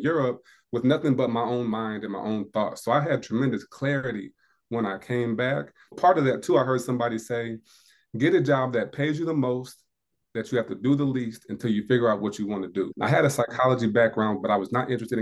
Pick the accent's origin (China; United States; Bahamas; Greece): United States; Indiana; moved away as an adult; now in South Carolina, United States; I'm from Indiana, in South Carolina